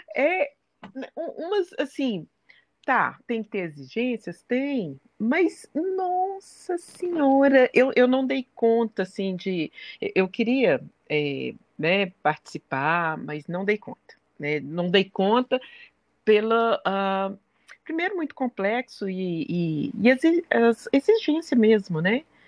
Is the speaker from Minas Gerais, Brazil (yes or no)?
yes; Belo Horizonte, Minas Gerais, Brazil; sou mineira de Belo Horizonte